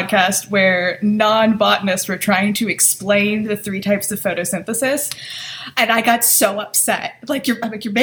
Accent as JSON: {"language": "English", "region": "Michigan", "country": "United States", "tie": "born or raised there", "said": "I'm from Michigan"}